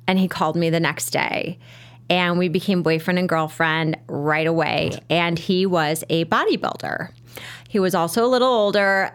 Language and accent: English; Merrionette Park, Illinois, United States; growing up in Marionette Park, there was Mount Greenwood Park